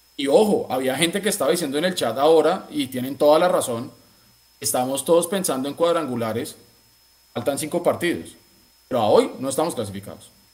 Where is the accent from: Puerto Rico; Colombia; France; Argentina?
Colombia; Bogotá; moved away; como buen rolo